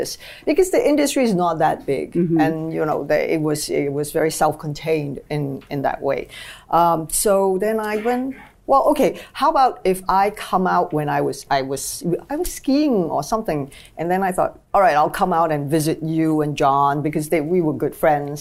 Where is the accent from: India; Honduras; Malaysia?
Malaysia; moved away as an adult; also born or lived in China; I come from Malaysia, and we're a very multiracial country